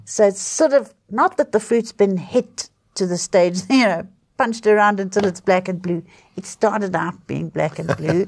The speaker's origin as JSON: {"language": "English", "country": "South Africa", "said": "It's hard being a South African at the moment"}